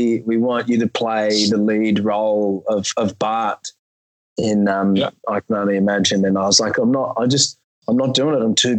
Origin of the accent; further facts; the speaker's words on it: Australia; I'm Australian, dude. It doesn't get that cold here.